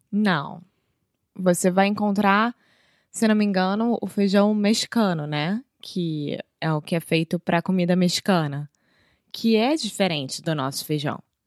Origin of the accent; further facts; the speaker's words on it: Rio de Janeiro, Brazil; first language Portuguese; Eu sou brasileira, carioca do Rio de Janeiro